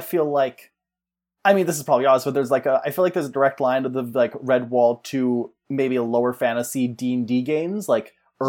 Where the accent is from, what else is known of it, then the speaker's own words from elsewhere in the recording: United Kingdom; Oh, I'm British.